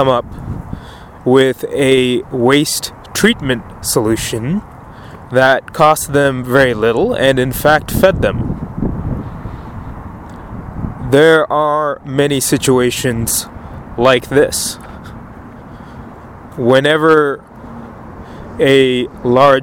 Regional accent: Penang, Malaysia; my hometown of Penang, Malaysia

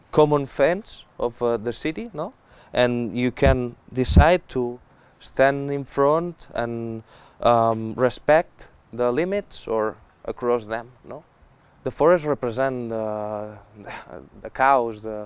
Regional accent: Spain; English is a second language; I'm from Spain

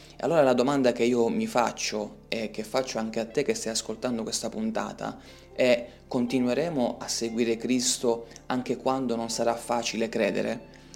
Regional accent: Italy; la libertà che abbiamo in Italia

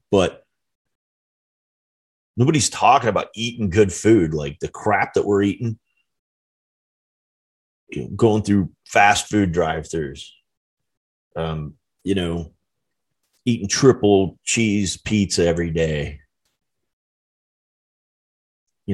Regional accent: United States; as an American citizen

